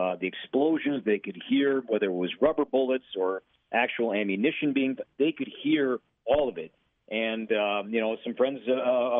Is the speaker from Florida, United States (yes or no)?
no; Chicago, Illinois, United States; also born or lived in Minneapolis West Metro, Minnesota; now in Minneapolis, United States; I'm from Chicago.